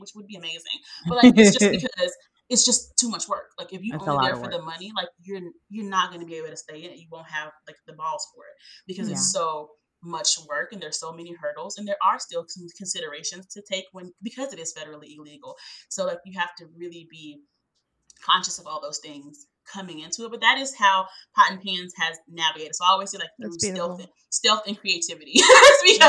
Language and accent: English; Chicago, Illinois, United States; now in Georgia, United States; I was born and raised in Chicago